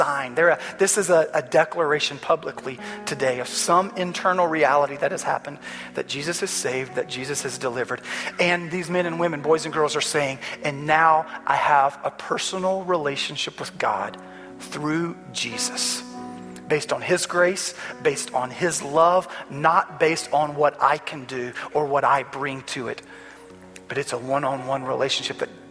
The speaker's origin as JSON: {"language": "English", "region": "North Carolina", "country": "United States", "tie": "born or raised there", "said": "I grew up in North Carolina in a small little church in the Bible Belt"}